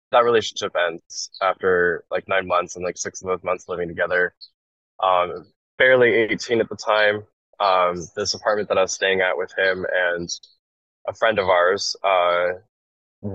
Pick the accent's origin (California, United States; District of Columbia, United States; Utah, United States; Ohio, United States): Utah, United States; Salt Lake City; moved away as an adult; now in Philadelphia, United States; I come from Salt Lake City, or I lived in Salt Lake City, Utah before moving to Philadelphia.